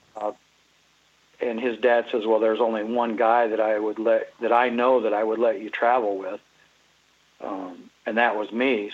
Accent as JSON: {"language": "English", "town": "Huron", "region": "South Dakota", "country": "United States", "tie": "born or raised there", "also_born_or_lived": "Dallas, Texas", "moved": "yes", "lives_now": "Iowa, United States", "said": "I was actually born in Dallas, Texas. Really born there, but really probably conceived even in South Dakota and lived my life in South Dakota. Grew up there. Come down to Iowa in, in uh, about 77."}